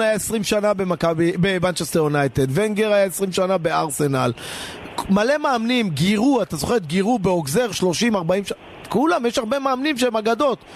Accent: Israel

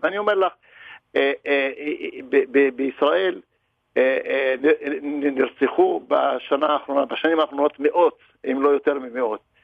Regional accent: Israel; אני ערבי ישראלי

